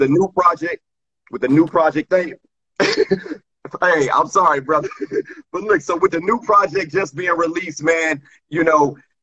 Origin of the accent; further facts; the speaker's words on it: Washington, District of Columbia, United States; my hometown, the Washington, D.C. area